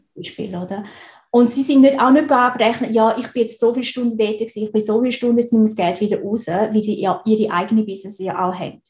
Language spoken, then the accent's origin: German; Switzerland; ich bin in der Schweiz geboren und aufgewachsen